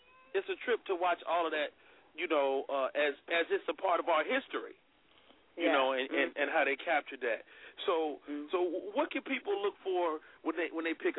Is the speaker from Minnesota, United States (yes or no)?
no; Chicago, Illinois, United States; And I'm from Chicago